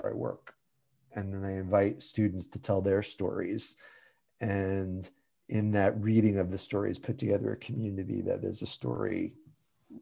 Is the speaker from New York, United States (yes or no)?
no; Shelton, Connecticut, United States; I grew up in Shelton, Connecticut, which is a little town sort of halfway between Bridgeport and New Haven